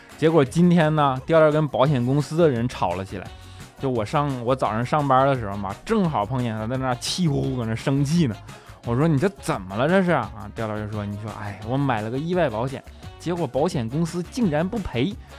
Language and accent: Chinese; Northeast China, China; moved away; 虽然身为一个东北人啊，但是现在呢，基本上也只有每年春节的时候才能回家一趟